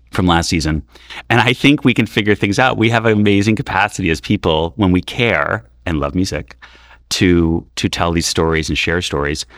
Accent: New York City, New York, United States; I grew up in New York City in the eighties where we were in shelters

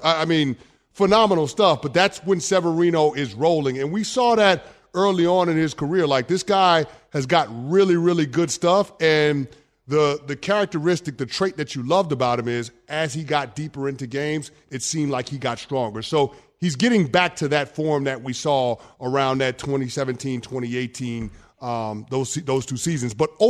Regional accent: New York City, New York, United States; I'm from the Bronx.

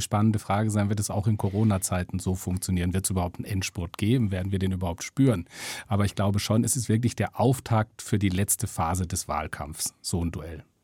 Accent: Freiburg, Baden-Württemberg, Germany; now in Stuttgart, Germany; Meine Heimat. Ich komme aus Freiburg, bin mittlerweile in Stuttgart gelandet.

